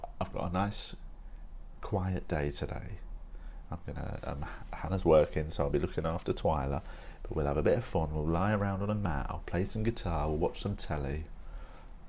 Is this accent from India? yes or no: no; United Kingdom; as a British person